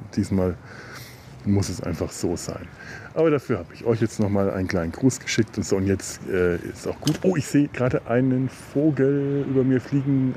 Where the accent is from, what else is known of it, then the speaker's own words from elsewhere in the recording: Werneck, Bavaria, Germany; now in Cologne, Germany; Dafür ist es einfach meine alte Heimat. Die ist Teil von mir. Die ist so sehr Teil von mir. So sehr werde ich in Köln nie verwurzelt sein, dass meine eigentlichen Wurzeln nicht letzten Endes doch hier sind